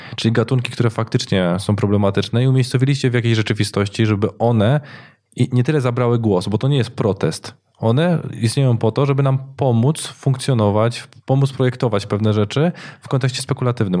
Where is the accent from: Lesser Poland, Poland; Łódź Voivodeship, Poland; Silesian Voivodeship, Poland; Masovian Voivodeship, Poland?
Silesian Voivodeship, Poland; Katowice or Gliwice; u nas w Katowicach czy u nas w Gliwicach